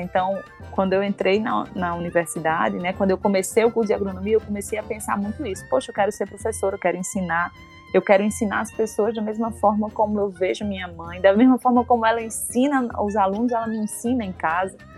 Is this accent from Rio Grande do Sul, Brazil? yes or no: no; Rio Grande do Norte, Brazil; also born or lived in Minas Gerais; Passei no concurso e vim, pra, voltei para minha terra